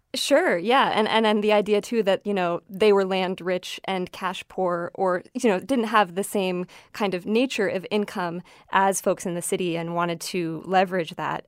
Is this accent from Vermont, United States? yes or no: yes; Champlain Valley, Vermont, United States; I grew up in the Champlain Valley of Vermont, kind of right up against Lake Champlain